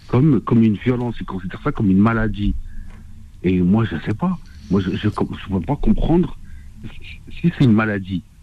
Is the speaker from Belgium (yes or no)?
no; Oran, Oran Province, Algeria; J'ai grandi en Algérie et euh, c'est bon, je, suis un orané et tout.